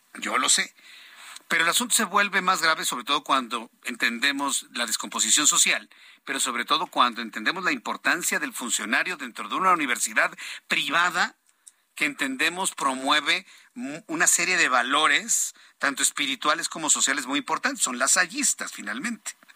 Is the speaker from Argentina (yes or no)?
no; Mexico; cómo somos los mexicanos? Somos una sociedad de costumbres